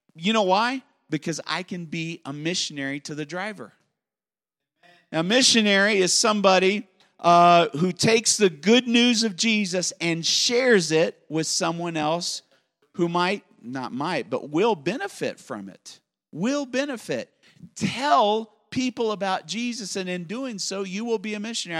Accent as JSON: {"language": "English", "country": "United States", "said": "I'm an American"}